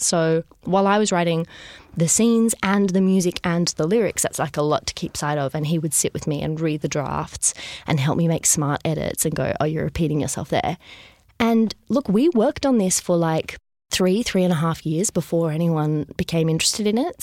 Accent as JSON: {"language": "English", "town": "Sydney", "region": "New South Wales", "country": "Australia", "tie": "born or raised there", "said": "I grew up in Sydney."}